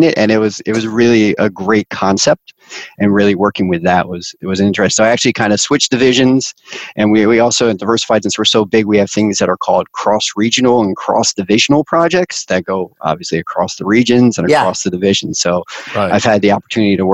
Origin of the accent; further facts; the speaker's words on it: Connecticut, United States; I grew up in Connecticut.